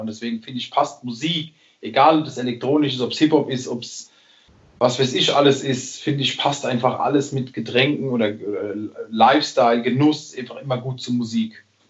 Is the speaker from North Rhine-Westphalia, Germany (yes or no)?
no; Rhineland-Palatinate, Germany; ich als Pfälzer, ähm, dieses Lebensgefühl im Glas zu haben, das ist einfach ein Stück Heimat